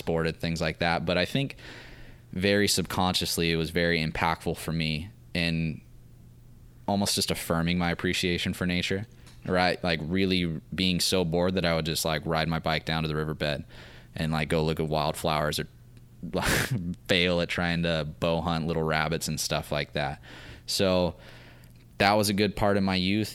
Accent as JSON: {"language": "English", "town": "Santa Maria", "region": "California", "country": "United States", "tie": "born or raised there", "said": "I was raised in Santa Maria"}